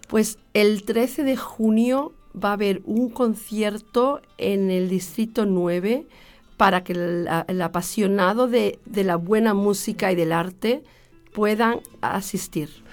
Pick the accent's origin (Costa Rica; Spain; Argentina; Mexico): Spain; Granada, Andalusia; moved away as an adult; also born or lived in Algeciras, Cádiz; now in Austria; mi padre tomó la decisión de dejar Algeciras cuando éramos pequeñitos, nos fuimos a Granada y allí vivimos, yo viví 20 años